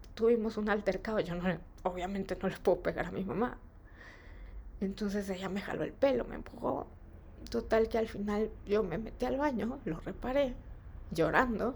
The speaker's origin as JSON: {"language": "Spanish", "country": "Mexico", "tie": "born or raised there", "said": "de niña en México se acostumbra que te den domingo"}